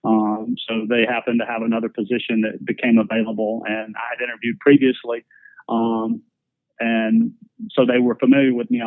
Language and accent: English; South Alabama, United States; moved away as an adult; also born or lived in Georgia; I grew up in a very small town in South Alabama